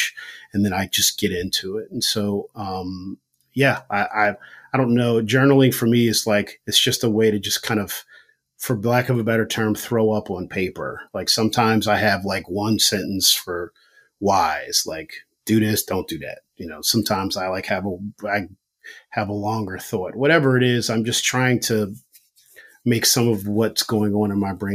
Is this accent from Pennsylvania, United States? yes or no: yes; Philadelphia, Pennsylvania, United States; moved away as an adult; now in New York, United States; I'm from Philly